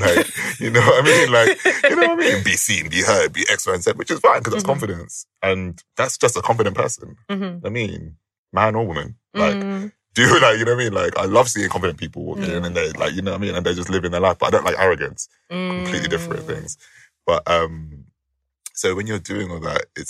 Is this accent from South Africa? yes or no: no; United Kingdom; we're British